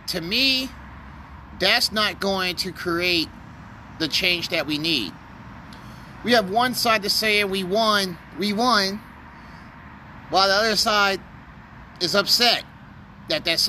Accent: United States; I'm an American

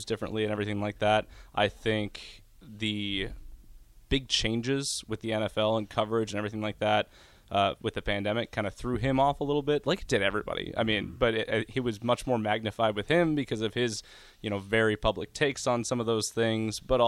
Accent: Nebraska, United States; moved away as an adult; now in Green Bay, United States; growing up in Nebraska

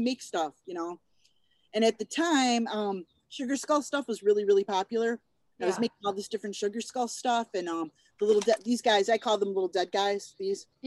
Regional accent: Buffalo, New York, United States; moved away as an adult; now in Des Moines, United States; I grew up in Buffalo.

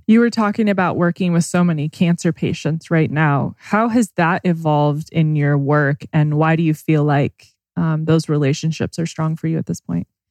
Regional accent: Temecula, California, United States; we grew up together in Temecula

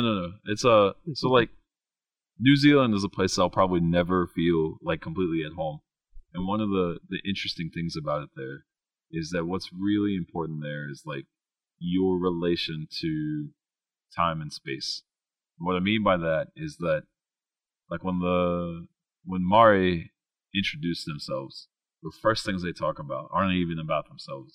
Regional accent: West Virginia, United States; I grew up in West Virginia, like went from K to 12 in West Virginia, then then did my undergrad and my master's degree there

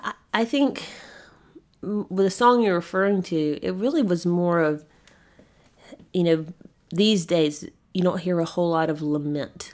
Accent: Spartanburg, South Carolina, United States; my hometown, Spartanburg, South Carolina

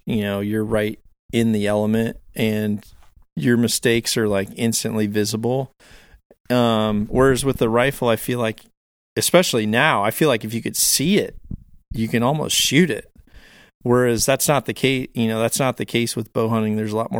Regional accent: Illinois, United States; Granted, I'm from Northern Illinois.

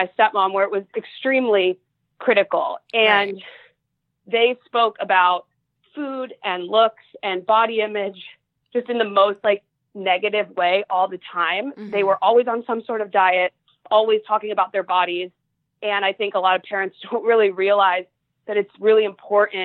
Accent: Ohio, United States; moved away as an adult; now in Los Angeles, United States; I am from Ohio and my family lives there

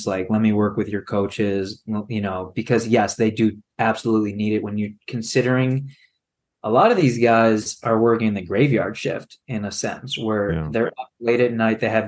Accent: Chicago, Illinois, United States; us being Chicago guys growing up in the Chicago Bulls dynasty era

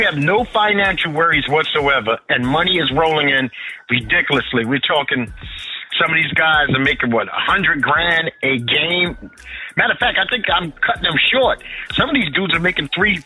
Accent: New York City, New York, United States; I grew up in Bed-Stuy

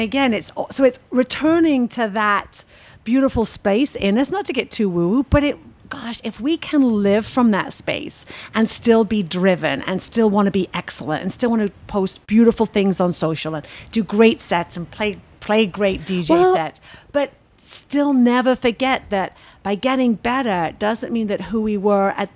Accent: United Kingdom; I'm British

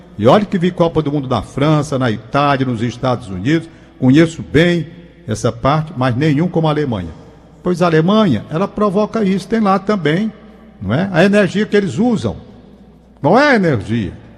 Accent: Brazil; como brasileiro

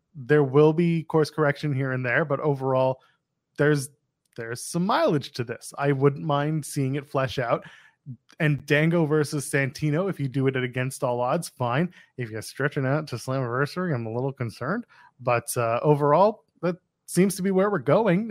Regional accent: Ottawa, Ontario, Canada; moved away; Ottawa, Canada, which is my hometown

